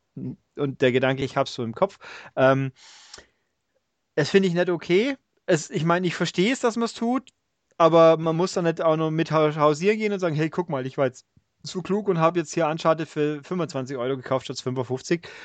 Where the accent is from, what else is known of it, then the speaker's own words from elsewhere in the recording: Augsburg, Bavaria, Germany; accent: Augsburgerisch; ich komme ja hier aus dem Augsburger Eck